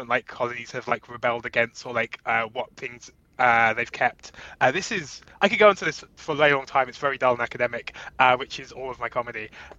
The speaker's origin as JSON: {"language": "English", "region": "London", "country": "United Kingdom", "also_born_or_lived": "Jamaica (family)", "moved": "as an adult", "lives_now": "Brooklyn, United States", "said": "I'm not, as you so hatefully said at the top of the show, from Manchester. I am from Brixton."}